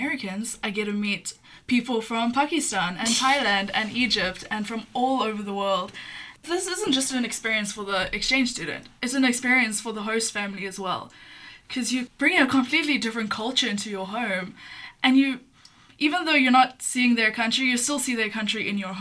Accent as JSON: {"language": "English", "country": "South Africa", "said": "I'm from South Africa"}